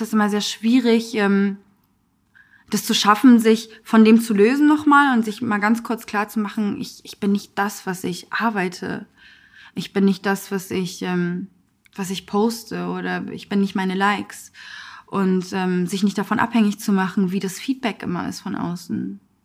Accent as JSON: {"language": "German", "region": "Hamburg", "country": "Germany", "tie": "born or raised there", "also_born_or_lived": "Afghanistan", "said": "ich bin dann im Asylbewerberheim groß geworden"}